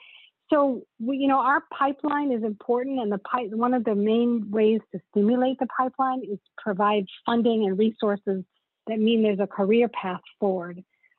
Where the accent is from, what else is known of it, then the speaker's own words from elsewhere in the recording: South Africa; now in United States; I mean, I'm an immigrant to this country. I came from South Africa and at a time where there were not a lot of opportunities.